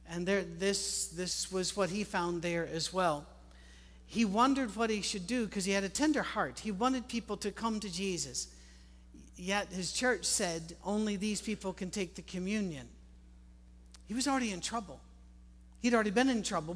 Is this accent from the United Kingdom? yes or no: yes; Scotland, United Kingdom; I'm Scottish with an Irish mother